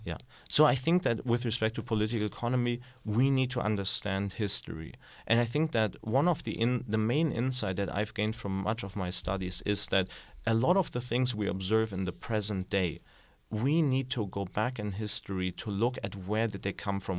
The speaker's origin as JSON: {"language": "English", "country": "Germany", "tie": "born or raised there", "moved": "yes", "said": "So I grew up in Germany"}